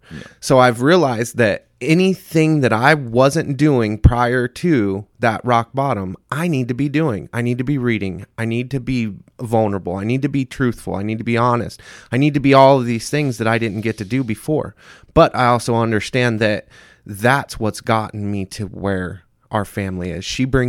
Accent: Mesa, Arizona, United States; And then I saw her hanging out with all of the friends that I was from Mesa.

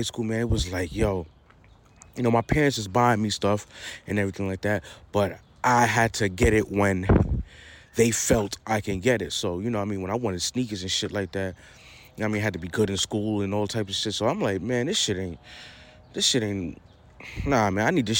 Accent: New York City, New York, United States; I'm from Queens, New York, Queens Village, Backstreets to be exact

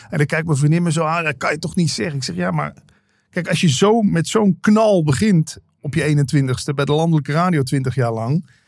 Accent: Limburg, Netherlands; moved away; Je hoorde het aan mij eigenlijk niet dat ik uit Limburg kwam.

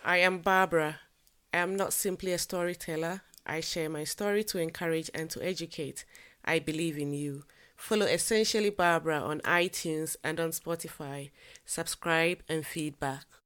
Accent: Ghana; moved away as an adult; I am a Ghanaian by birth. I lived in Ghana until I completed university.

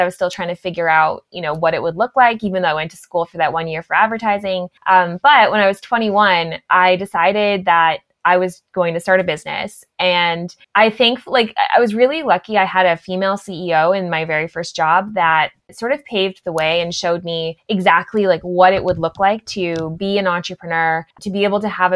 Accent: Ottawa Valley, Ontario, Canada; I grew up in the Ottawa Valley.

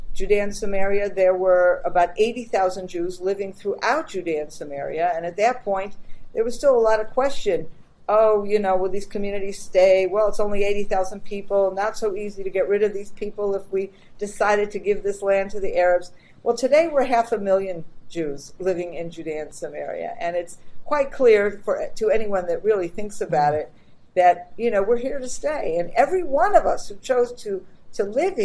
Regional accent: United States; now in Israel; I grew up in the United States

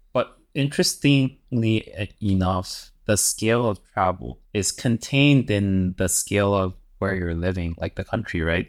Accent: Daegu, South Korea; moved away; Daegu, which is my hometown and which is also where my parents live

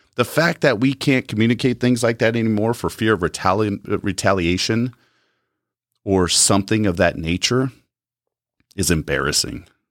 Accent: United States; As American citizens

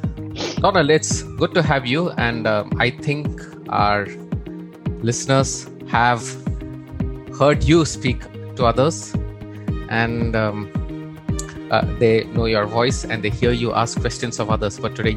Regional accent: Bangalore, Karnataka, India; I'm from Bangalore, India.

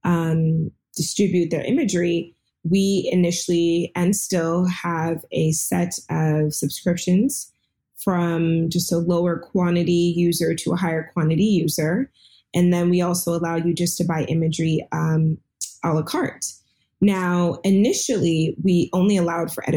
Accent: Seattle, Washington, United States; I'm here in Seattle

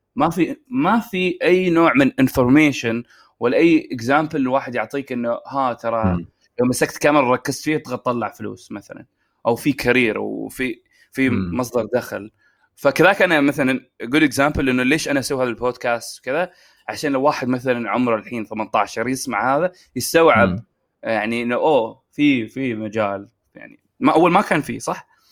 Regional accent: Oman; now in Saudi Arabia; في عمان

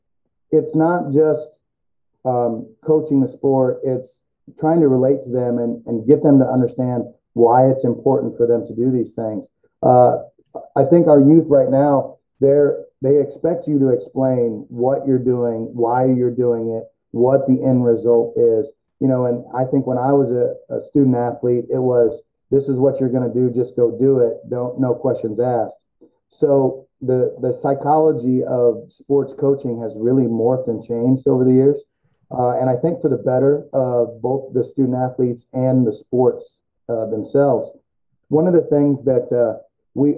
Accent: Central Illinois, United States; moved away as an adult; now in St. Louis, United States; I grew up in Central Illinois

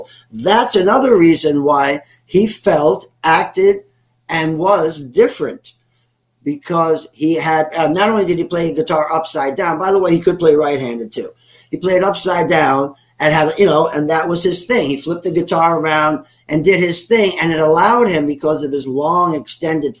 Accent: New York City, New York, United States; also born or lived in Puerto Rico; I'm a Latino from the Bronx

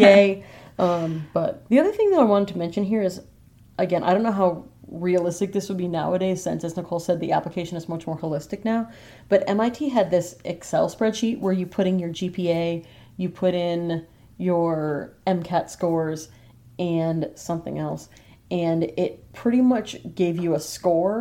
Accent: Connecticut, United States; I'm from Connecticut. Our AP courses were cross-credited at UConn

